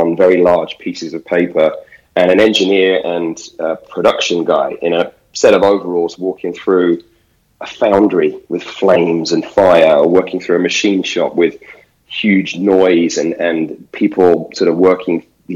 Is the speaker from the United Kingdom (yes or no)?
yes; United Kingdom; as a British guy